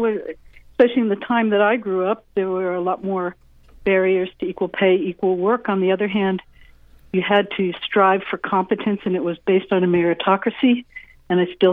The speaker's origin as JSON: {"language": "English", "country": "United States", "tie": "born or raised there", "said": "I was born in the United States"}